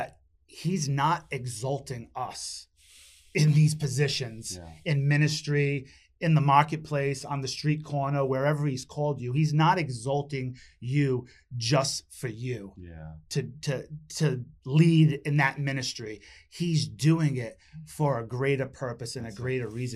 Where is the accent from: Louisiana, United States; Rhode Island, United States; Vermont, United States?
Rhode Island, United States; moved away as an adult; now in Massachusetts, United States; because I wasn't from here. I was from Rhode Island.